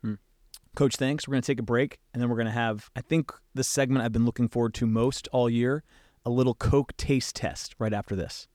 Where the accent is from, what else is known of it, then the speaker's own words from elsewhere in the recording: West Coast, United States; I grew up watching Duke on the West Coast